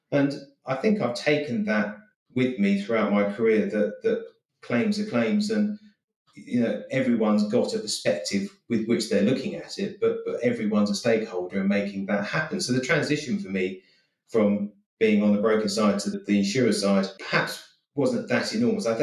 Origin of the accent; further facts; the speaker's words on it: Eastbourne, South East England, United Kingdom; But I grew up in Eastbourne, and my dad worked up in London.